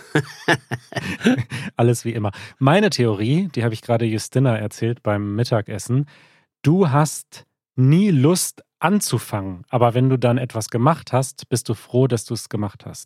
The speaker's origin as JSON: {"language": "German", "country": "Germany", "tie": "born or raised there", "first_language": "German", "said": "ich bin ja voll in Deutschland aufgewachsen, deutschsprachig aufgewachsen, bin in Deutschland zur Schule gegangen."}